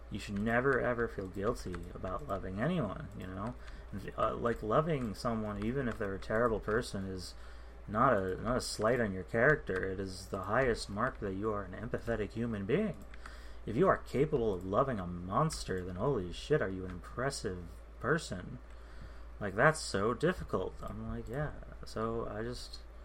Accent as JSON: {"language": "English", "country": "United States", "said": "I'm American"}